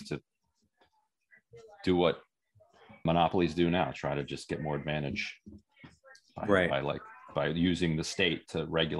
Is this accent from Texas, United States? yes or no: no; Allentown, Pennsylvania, United States; born there; So my parents, I was born in Allentown, Pennsylvania, and my parents split up when I was very young.